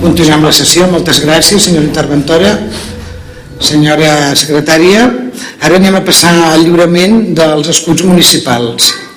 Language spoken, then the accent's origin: Catalan; Covelles, Catalonia, Spain; m'investia alcaldessa del meu poble on vaig néixer, on hi he crescut